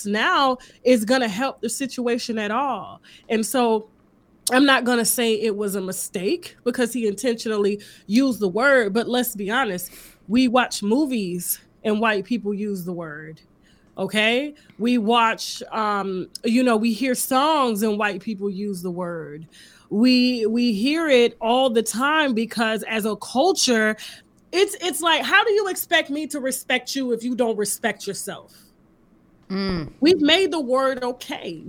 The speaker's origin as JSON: {"language": "English", "town": "Panama City", "region": "Florida", "country": "United States", "said": "I'm from Panama City, Florida. We call it L.A. because it's right below Alabama."}